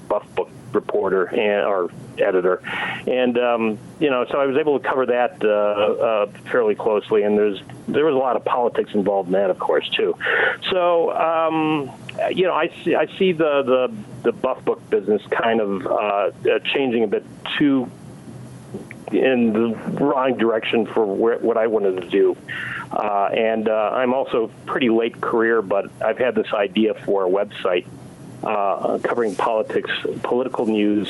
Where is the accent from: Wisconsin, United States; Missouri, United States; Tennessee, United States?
Wisconsin, United States; Milwaukee; moved away; also born or lived in San Diego; growing up in the Milwaukee area as a kid